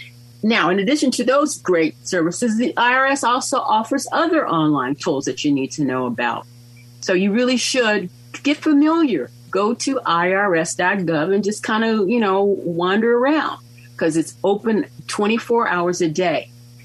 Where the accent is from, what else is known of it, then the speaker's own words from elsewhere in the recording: Mississippi, United States; moved away; My former spouse and I, we came from Mississippi. We lived overseas. We decided that we liked California.